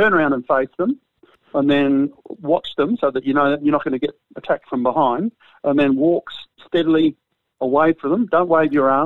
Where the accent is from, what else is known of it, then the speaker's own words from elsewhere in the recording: Perth, Western Australia, Australia; I grew up with magpies in Perth